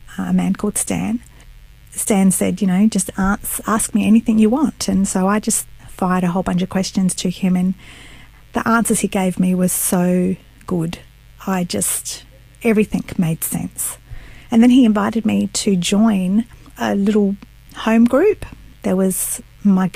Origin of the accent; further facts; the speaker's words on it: Australia; my parents are Italian, and they migrated to Australia, and I was born in Australia